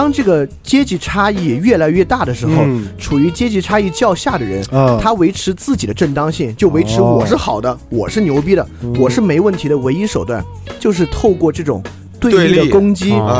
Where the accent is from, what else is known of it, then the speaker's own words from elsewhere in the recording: Sichuan, China; 我是个四川人，